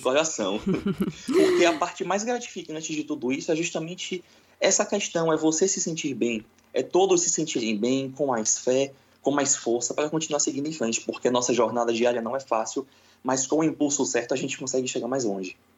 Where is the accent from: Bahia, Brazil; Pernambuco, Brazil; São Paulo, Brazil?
Bahia, Brazil; Salvador; sou de Salvador, na Bahia, uma terra muito boa